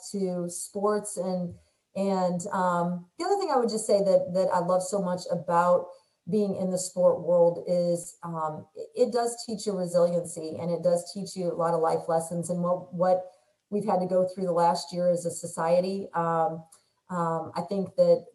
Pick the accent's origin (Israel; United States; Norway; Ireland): United States; Indiana; moved away; we're originally from Indiana, so we still have a pretty strong alliance as Hoosiers